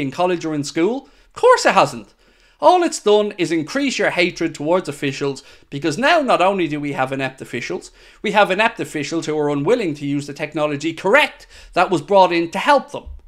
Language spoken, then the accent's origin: English; Ireland; I'm Irish, as you may be aware.